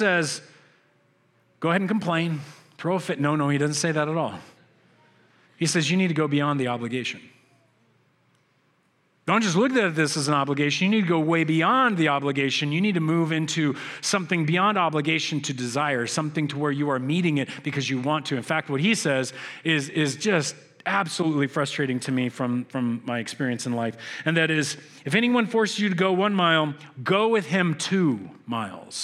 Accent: United States; I'm an American

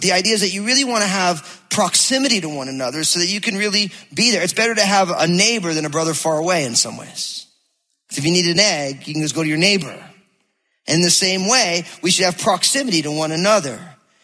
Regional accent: New Jersey, United States; now in Battle Ground, Washington, United States; because I'm from New Jersey

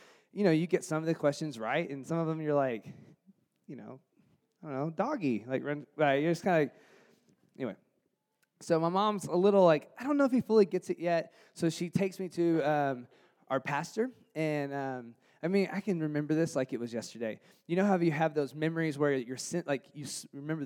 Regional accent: Jonesboro, Arkansas, United States; I grew up in Jonesboro, Arkansas, which is the northeast corner of Arkansas near Memphis, Tennessee

